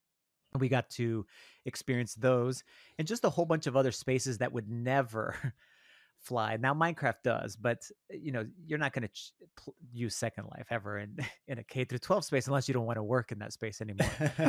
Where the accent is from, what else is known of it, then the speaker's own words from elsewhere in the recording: El Paso, Texas, United States; now in Minnesota, United States; I'm originally from El Paso, Texas.